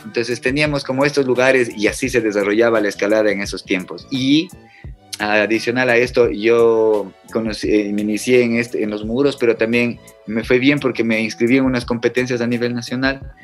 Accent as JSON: {"language": "Spanish", "town": "Cuenca", "region": "Azuay", "country": "Ecuador", "tie": "born or raised there", "moved": "yes", "said": "soy de Cuenca, nací en Cuenca y viví gran parte de mi vida allá."}